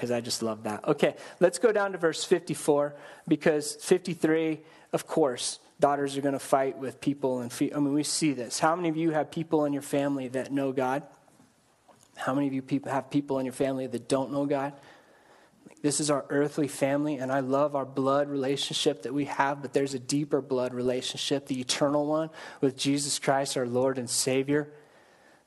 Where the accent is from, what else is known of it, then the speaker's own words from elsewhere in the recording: Colorado, United States; I grew up in Colorado